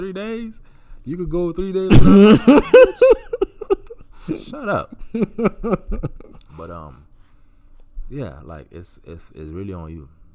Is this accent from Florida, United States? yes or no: yes; Miami, Florida, United States; moved away; I grew up in Miami. I'm from Miami